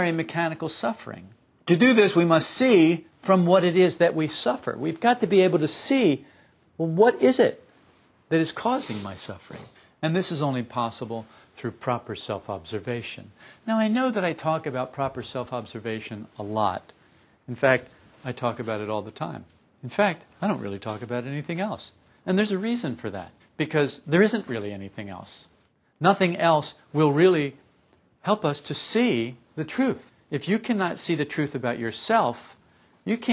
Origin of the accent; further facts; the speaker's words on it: Camden, New Jersey, United States; I was born in Camden, New Jersey, to a couple of Catholic parents. And we lived in a brownstone house